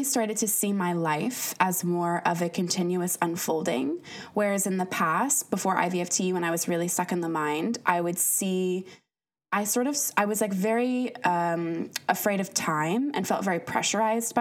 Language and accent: English; United States; moved away as an adult; I'm from the States originally